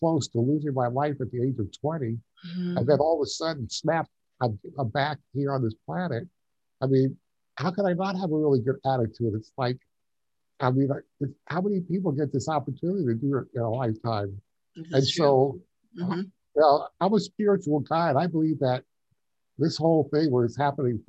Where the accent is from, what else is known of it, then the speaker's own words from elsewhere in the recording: Long Island, New York, United States; moved away as an adult; now in Tucson, United States; I grew up on Long Island. Okay. I'm a New Yorker.